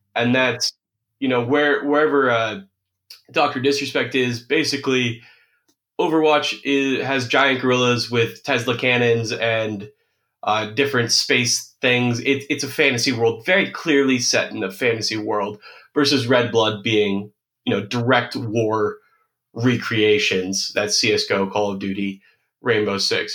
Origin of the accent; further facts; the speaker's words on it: United States; I'm an American